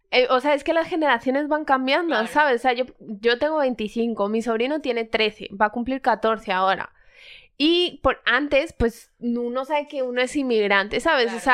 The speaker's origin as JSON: {"language": "Spanish", "country": "Spain", "tie": "born there", "said": "mi cara dice que soy de Colombia, pero realmente yo soy española porque yo nací aquí"}